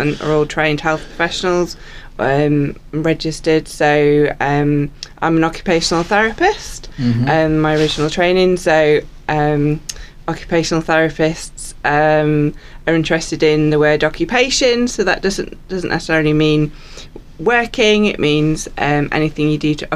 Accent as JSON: {"language": "English", "town": "York", "region": "Yorkshire and the Humber", "country": "United Kingdom", "also_born_or_lived": "New Zealand", "moved": "as an adult", "lives_now": "Invercargill, New Zealand", "said": "I'm originally from York in England, and I've lived in New Zealand for about 13 years"}